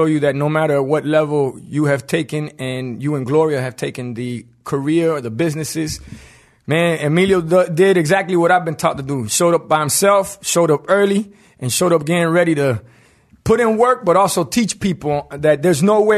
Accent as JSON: {"language": "English", "town": "Miami", "region": "Florida", "country": "United States", "tie": "born or raised there", "said": "I grew up in Miami in the 80s"}